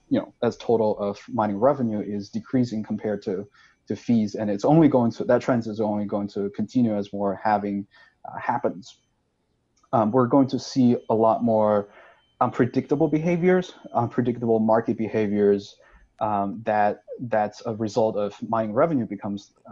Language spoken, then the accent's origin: English; Sichuan, China; moved away as an adult; also born or lived in Stanford, United States / New York, United States; now in United States; I'm from Sichuan. I was born and raised there. I spent the first 19 years of my life in Sichuan.